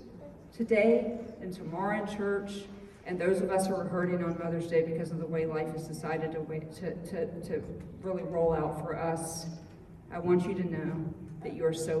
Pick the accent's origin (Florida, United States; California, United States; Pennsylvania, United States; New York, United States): Florida, United States; I'm from Florida.